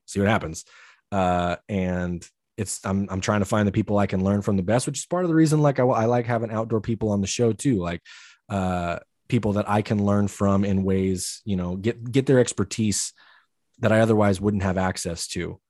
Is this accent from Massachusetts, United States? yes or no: no; Idaho, United States; growing up in Idaho, everybody hunts